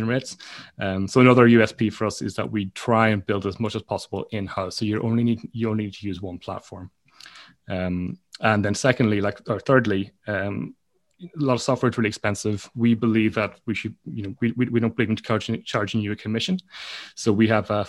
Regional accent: Donegal, Ulster, Ireland; moved away; also born or lived in London, United Kingdom; My parents run a guest house and I'm from Donegal in Ireland

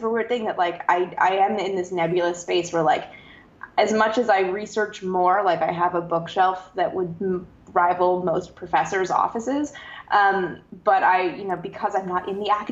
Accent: Canada; I'm from Canada, where there's no NASA

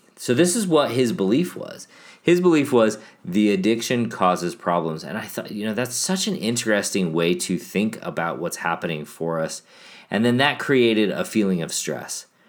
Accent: Chicago, Illinois, United States; moved away; also born or lived in Milwaukee; I grew up in Chicago

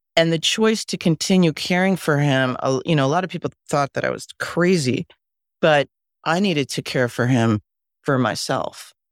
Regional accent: Westchester, New York, United States; also born or lived in Mexico; I was born in Mexico, and, um, we all lived there together, and then when I was about five and a half, my mom, who was pregnant with my sister, my older brother and I left Mexico and came to live with my grandparents in Westchester

